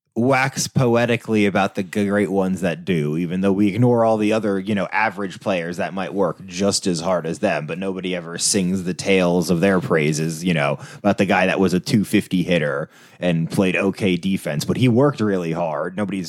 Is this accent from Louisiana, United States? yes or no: no; New York, United States; And so when, especially as a New Yorker, you've only ever heard the New York version of baseball.